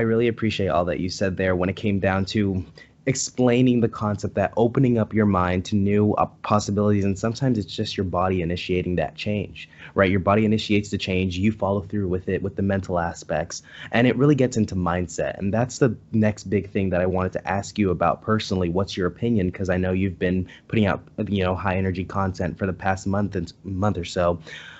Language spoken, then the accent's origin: English; San Diego, California, United States; I'm from San Diego, California.